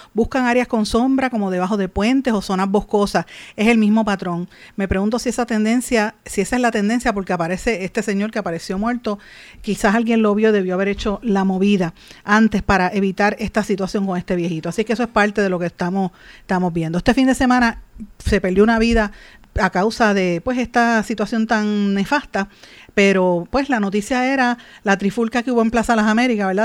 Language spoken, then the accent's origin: Spanish; Puerto Rico; nosotros como colonia puertorriqueña